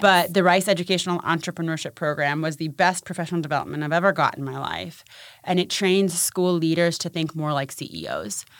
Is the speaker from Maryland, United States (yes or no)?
yes; Maryland, United States; born or raised there; also born or lived in Punjab, India